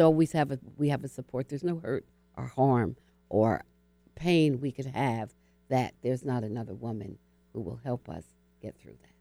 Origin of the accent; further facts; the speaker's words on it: Hudson County, northern New Jersey, United States; I was born in New Jersey. Yeah. So I'm in New York. I, I grew up outside of Harlem, New York, in northern New Jersey, uh, just across the Hudson River